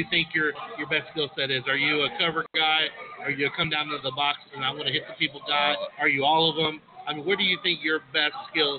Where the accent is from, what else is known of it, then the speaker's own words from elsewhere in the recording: Daytona Beach, Florida, United States; also born or lived in Missouri; Since we're all from Daytona